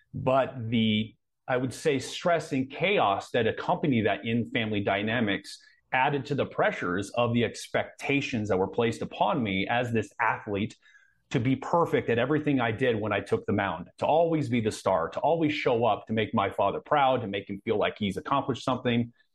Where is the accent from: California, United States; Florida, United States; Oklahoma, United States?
California, United States; Anaheim; I was born in Anaheim. I grew up around